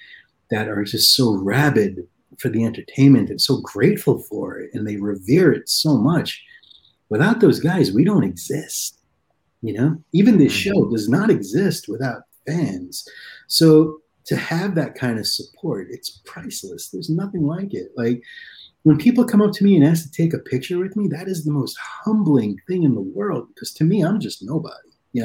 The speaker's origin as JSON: {"language": "English", "region": "East Coast", "country": "United States", "tie": "born or raised there", "said": "when I was a little kid, especially growing up on the East Coast, I knew that at 2 o'clock in the morning or 1 o'clock in the morning, that's when all the good shit started coming out of TV."}